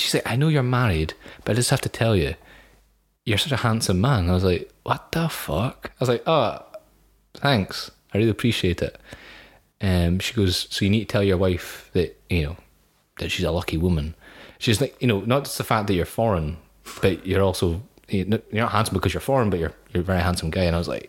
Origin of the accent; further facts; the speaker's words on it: United Kingdom; I am British.